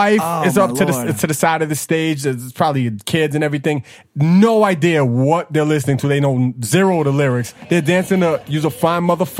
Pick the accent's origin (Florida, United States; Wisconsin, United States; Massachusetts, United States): Massachusetts, United States; I'm from Mass.